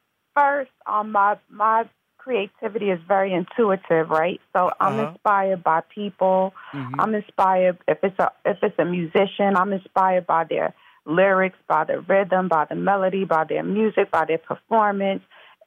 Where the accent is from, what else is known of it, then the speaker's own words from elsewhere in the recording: Mount Vernon, New York, United States; Yes, no, I'm from Mount Vernon, New York originally, which is Westchester County, the suburbs, and I'm born and raised.